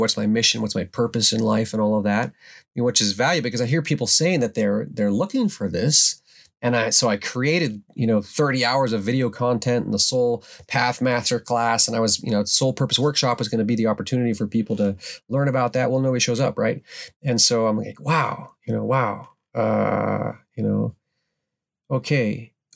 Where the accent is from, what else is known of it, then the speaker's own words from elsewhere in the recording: Alaska, United States; growing up in the Alaskan wilderness